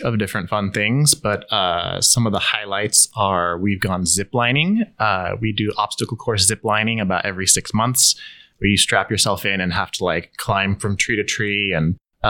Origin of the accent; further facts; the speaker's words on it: United States; moved away as an adult; now in Changwon, South Korea; I'm from the United States.